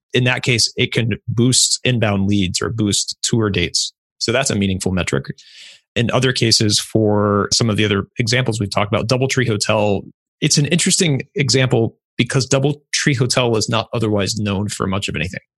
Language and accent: English; Ohio, United States; I'm from Ohio